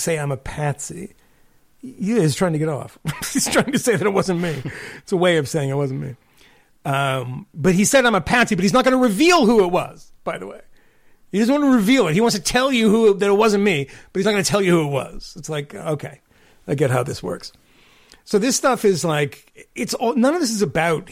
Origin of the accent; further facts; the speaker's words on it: Massachusetts, United States; I grew up in Massachusetts